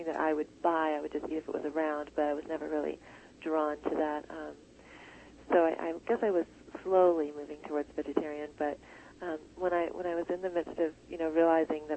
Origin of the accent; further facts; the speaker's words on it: United States; the standard fare that we grew up with here in America